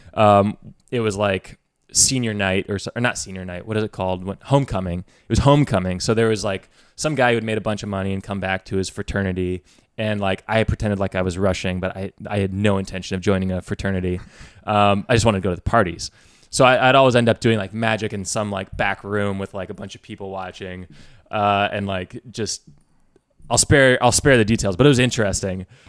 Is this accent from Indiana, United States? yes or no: yes; West Lafayette, Indiana, United States; I grew up in West Lafayette, Indiana